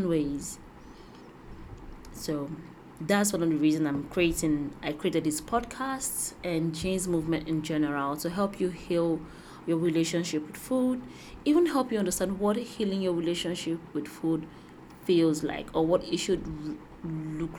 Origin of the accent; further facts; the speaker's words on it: Nigeria; growing up in Nigeria